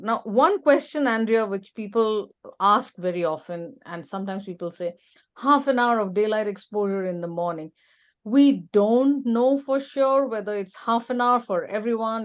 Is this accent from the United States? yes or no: no; India; now in Alberta, Canada; I'm originally from India, which is a tropical country.